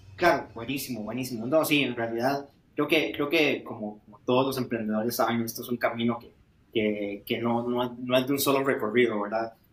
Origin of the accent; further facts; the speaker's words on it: Costa Rica; yo, yo soy de Costa Rica, toda la vida me crié y he vivido aquí